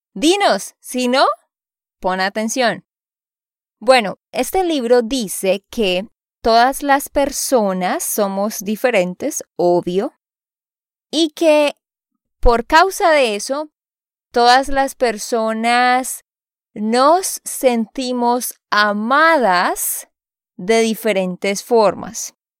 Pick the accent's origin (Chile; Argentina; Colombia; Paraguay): Colombia; Santander; de Santander, Colombia.